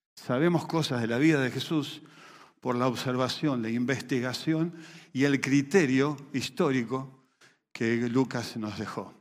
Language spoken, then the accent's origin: Spanish; Venezuela; moved away; Cerca de 7 millones de ellos somos venezolanos